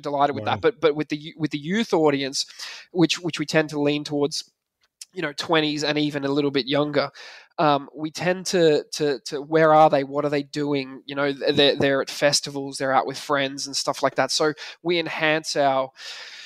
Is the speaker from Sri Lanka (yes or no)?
no; Australia; moved away as an adult; now in Ireland; I'm Australian